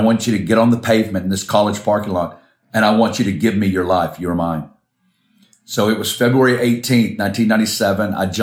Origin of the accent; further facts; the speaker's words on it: Arkansas, United States; moved away; I'm originally from Arkansas in the States